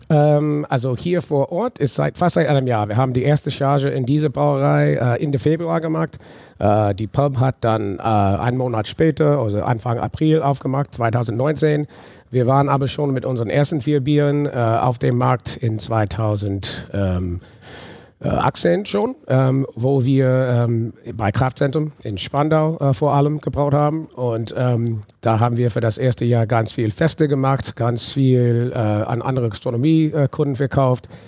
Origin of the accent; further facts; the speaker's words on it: New Orleans, Louisiana, United States; German is a second language; moved away as an adult; now in Germany; ich bin in New Orleans aufgewachsen, habe aber deutsche Wurzeln